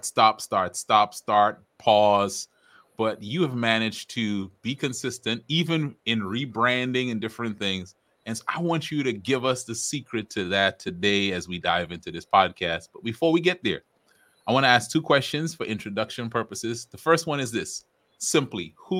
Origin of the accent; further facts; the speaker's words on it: Trinidad & Tobago; I'm from Trinidad. But as we talked about in the intro, I have roots in Barbados